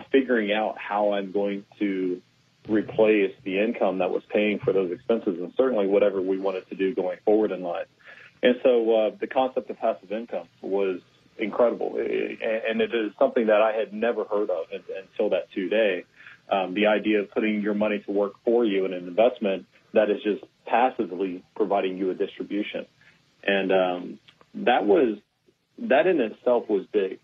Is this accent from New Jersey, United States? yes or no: no; Houston, Texas, United States; born and raised in Houston